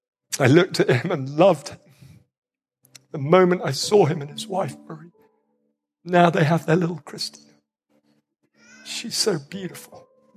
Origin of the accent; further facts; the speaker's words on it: Nigeria; that means he sounds an awful lot like my friends I grew up with in Nigeria.